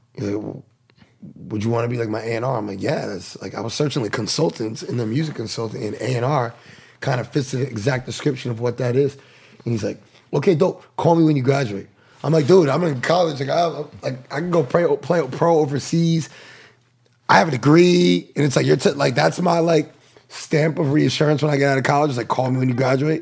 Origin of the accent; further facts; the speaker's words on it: New Bedford, Massachusetts, United States; moved away; also born or lived in Florida; I'm from New Bedford, Massachusetts, man. Um, it's like 40 minutes south of Boston